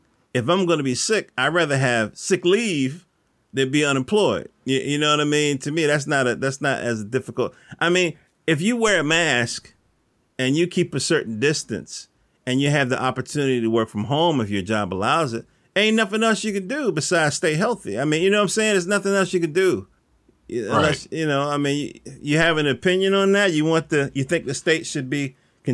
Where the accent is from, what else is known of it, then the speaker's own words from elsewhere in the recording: the South, United States; I'm from the South